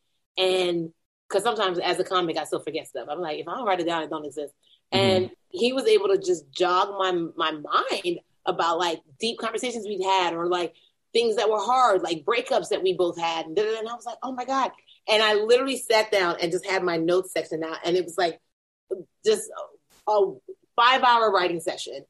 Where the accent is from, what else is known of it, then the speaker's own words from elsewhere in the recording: Nigeria; moved away; I'm still a Nigerian who likes competition